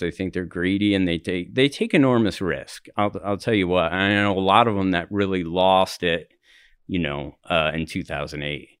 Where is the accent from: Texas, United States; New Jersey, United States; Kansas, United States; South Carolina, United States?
New Jersey, United States; also born or lived in Highlands, Denver, Colorado / New York City; now in Denver, United States; I'm from New Jersey.